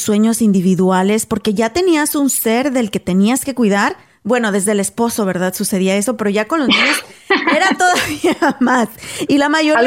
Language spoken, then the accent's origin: Spanish; Guanajuato, Mexico; originaria de Guanajuato, México